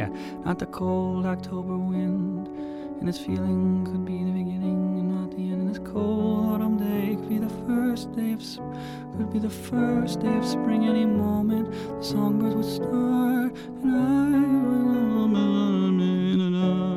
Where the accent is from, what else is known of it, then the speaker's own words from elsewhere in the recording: Columbus, Ohio, United States; I'm from Columbus, which is 3 hours of drive south of Cleveland, if you don't know, in Ohio